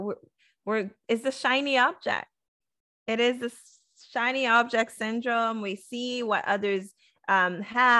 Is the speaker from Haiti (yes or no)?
yes; Haiti; moved away; I was born in Haiti. So my culture was still the same.